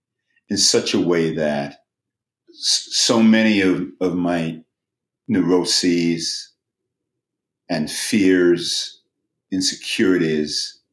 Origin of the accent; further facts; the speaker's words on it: Lewisham, London, United Kingdom; It's a wonderful thing that I don't necessarily sound like I am from Lewisham, but it's also a wonderful thing that I could sound